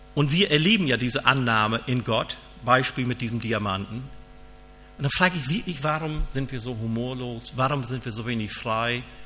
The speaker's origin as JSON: {"language": "German", "country": "Germany", "said": "ich bin ja aus Friese"}